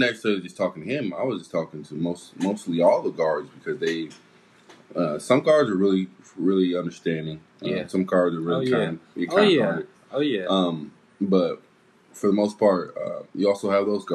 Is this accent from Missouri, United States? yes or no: yes; Kansas City, Missouri, United States; we're from Kansas City, Missouri